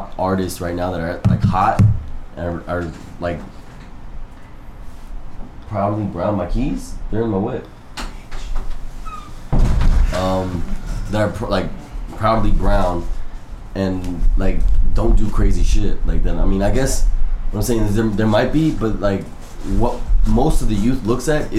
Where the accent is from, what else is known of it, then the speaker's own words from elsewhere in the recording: Chicago, Illinois, United States; I was born in Chicago